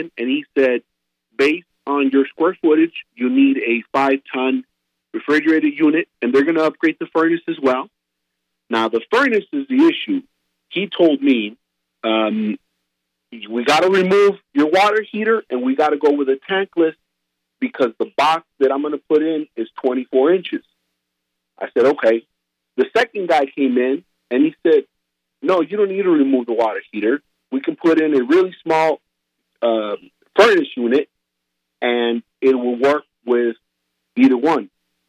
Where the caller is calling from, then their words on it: El Paso, Texas, United States; I'm calling from El Paso